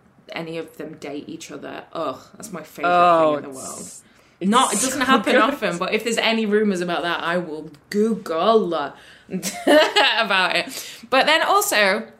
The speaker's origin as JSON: {"language": "English", "town": "Sheffield", "region": "Yorkshire and the Humber", "country": "United Kingdom", "said": "I'm from Sheffield"}